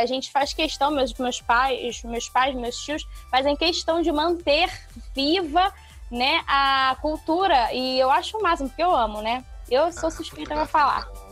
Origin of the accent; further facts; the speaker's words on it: Rio de Janeiro, Brazil; accent: meio acariocado (carioca-ish); o meu jeito de entregar piada que é meio acariocado